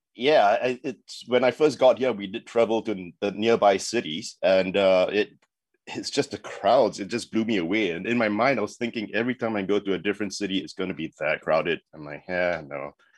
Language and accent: English; Singapore; moved away as an adult; also born or lived in South Africa; now in Shanghai, China; I'm originally from Singapore